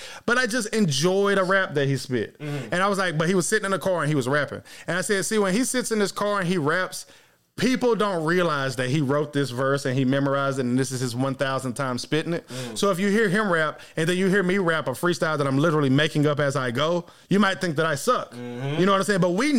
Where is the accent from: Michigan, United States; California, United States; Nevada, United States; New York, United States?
Nevada, United States; Las Vegas; I lost my OJ bag on the trip to Vegas, bro. I'm from Vegas.